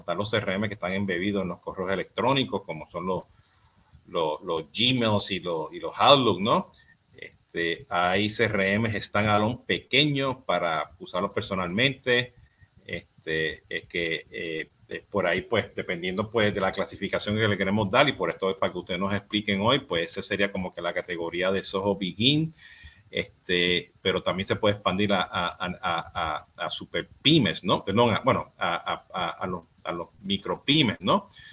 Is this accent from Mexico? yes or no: no; Puerto Rico; yo soy boricua